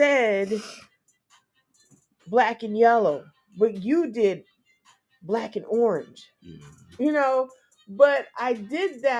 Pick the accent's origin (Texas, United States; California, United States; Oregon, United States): California, United States; moved away; I'm from California